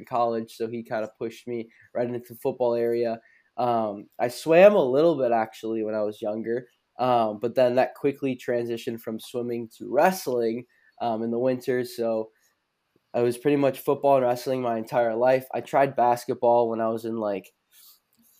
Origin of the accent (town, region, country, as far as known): Geneva, Illinois, United States; born or raised there; also born or lived in Naperville, Illinois / Glen Ellyn, Illinois